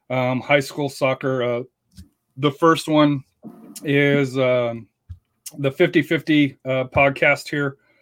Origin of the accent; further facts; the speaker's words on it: Colorado, United States; now in Texas, United States; I'm from Colorado.